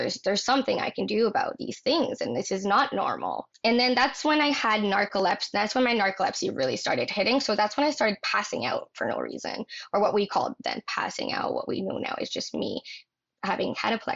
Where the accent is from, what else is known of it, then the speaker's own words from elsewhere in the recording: northern Ontario, Canada; now in Toronto, Canada; I grew up in a rural, very rural town in northern Ontario. Oh yeah, I'm from Canada.